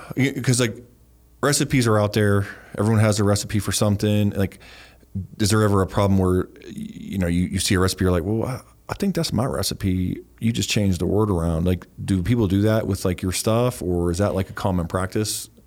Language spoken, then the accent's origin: English; Ohio Valley, United States; born or raised there; moved away